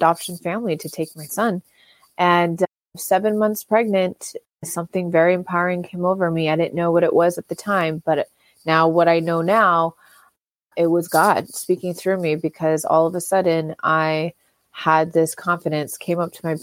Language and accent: English; Orange County, California, United States; I grew up born and raised in Orange County.